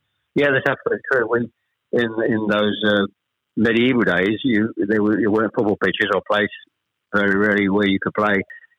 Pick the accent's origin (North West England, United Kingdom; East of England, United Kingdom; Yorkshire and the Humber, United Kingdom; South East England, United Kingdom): East of England, United Kingdom; Chelmsford; also born or lived in Ashton-under-Lyne; We actually moved south from Manchester. I was born in Ashton-under-Lyne. We actually moved south to Chelmsford when I was probably, I was the eldest of three, when I was probably about 7 or 8, into this particular street called Greenways.